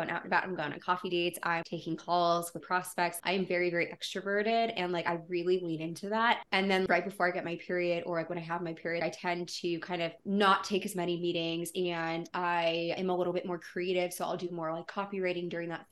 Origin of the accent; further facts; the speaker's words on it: Erie, Pennsylvania, United States; now in Louisville, United States; my hometown of Erie, Pennsylvania